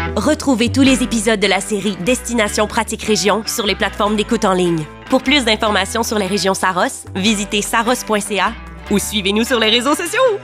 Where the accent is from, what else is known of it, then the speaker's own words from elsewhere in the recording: Sainte-Agathe-des-Monts, Quebec, Canada; j'ai été élevé à Sainte-Agathe, donc j'ai vraiment été élevé euh, en nature